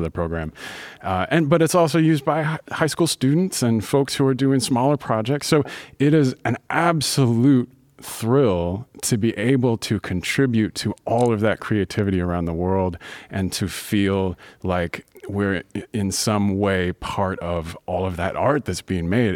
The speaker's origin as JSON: {"language": "English", "town": "Louisville", "region": "Kentucky", "country": "United States", "tie": "born or raised there", "moved": "as an adult", "lives_now": "Baltimore, United States", "said": "I grew up in Louisville, Kentucky. I've been here for over fifteen years, and this is home now"}